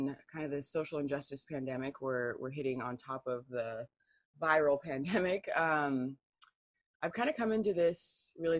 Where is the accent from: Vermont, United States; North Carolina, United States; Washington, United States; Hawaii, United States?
Washington, United States; Tacoma; also born or lived in San Diego, California; now in North Central Washington, United States; I grew up in San Diego and Tacoma